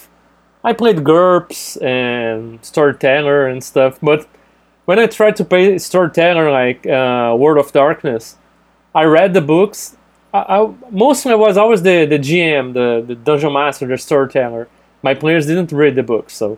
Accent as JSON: {"language": "English", "country": "Brazil", "second_language": "English", "said": "I'm from Brazil"}